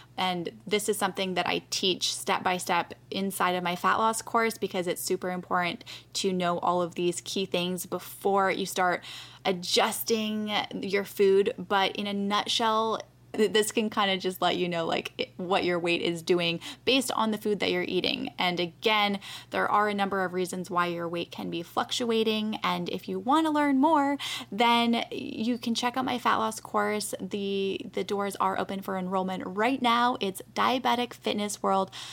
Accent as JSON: {"language": "English", "country": "Canada", "moved": "yes", "lives_now": "United States", "said": "I'm from Canada, too."}